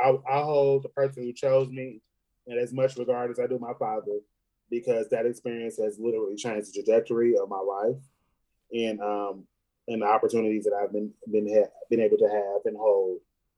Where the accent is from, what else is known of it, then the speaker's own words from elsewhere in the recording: Detroit, Michigan, United States; also born or lived in Virginia; now in Kentucky, United States; I was born in Virginia, but I was raised in Detroit. West Side.